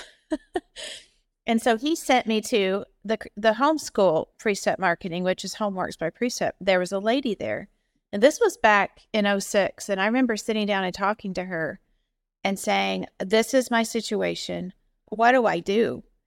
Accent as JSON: {"language": "English", "region": "Indiana", "country": "United States", "tie": "born or raised there", "moved": "as an adult", "lives_now": "Ohio, United States", "said": "My daddy was an assistant pastor at a church in Indiana. He was the headmaster of the Christian school. Um, so I went and had an excellent Christian education from kindergarten to twelfth grade."}